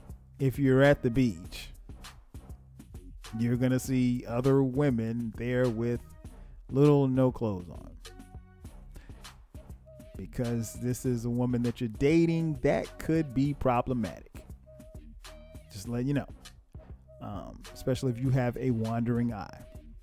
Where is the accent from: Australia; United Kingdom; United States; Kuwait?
United States; Florence, South Carolina; now in Atlanta, United States; I started thinking about my old neighborhood and where I grew up in Florence, South Carolina, my old stomping grounds.